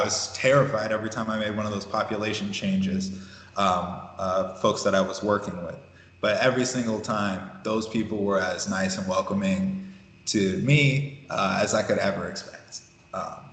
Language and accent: English; Ohio, United States; moved away as an adult; also born or lived in Dallas / Oakland; now in Chicago, United States; I was born in Ohio and lived in Dallas. Spent a lot of the formative years in Ohio.